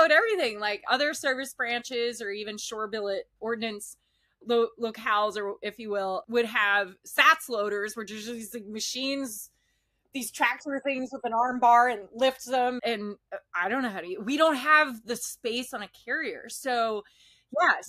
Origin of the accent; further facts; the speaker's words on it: Emmaus, Pennsylvania, United States; moved away as an adult; I'm from Emmaus, Pennsylvania. It's an hour north of Philly, hour south of New York City, give or take, right? Right by the Jersey border. So small town, suburb area, real quiet. And I graduated high school in June 2001.